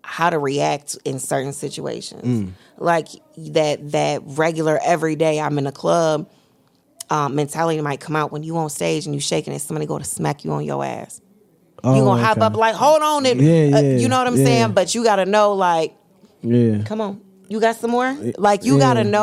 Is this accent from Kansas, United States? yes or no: no; Loves Park, Illinois, United States; I grew up in Lois Park.